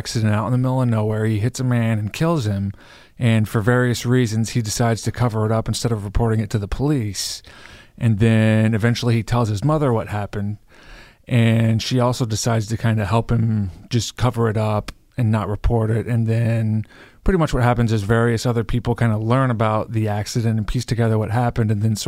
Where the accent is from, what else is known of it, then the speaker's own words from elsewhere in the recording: Iowa, United States; I'm from Iowa